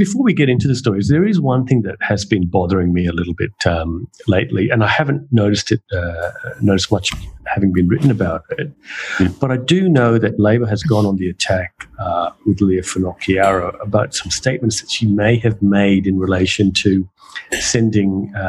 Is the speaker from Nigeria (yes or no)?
no; Australia; We are Australian, you know